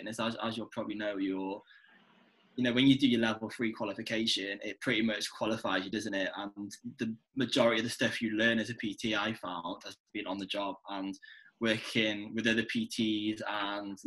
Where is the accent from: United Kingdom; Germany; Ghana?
United Kingdom; North Wales; moved away as an adult; now in Manchester, United Kingdom; I am Welsh, born and bred